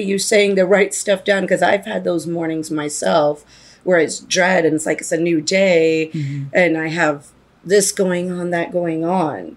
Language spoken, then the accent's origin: English; East Coast, United States; moved away; I'm originally from the East Coast